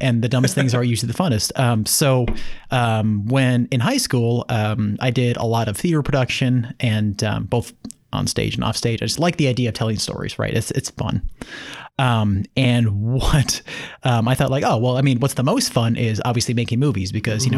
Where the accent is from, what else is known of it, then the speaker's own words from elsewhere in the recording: Minneapolis, Minnesota, United States; moved away; I'm from Minneapolis originally.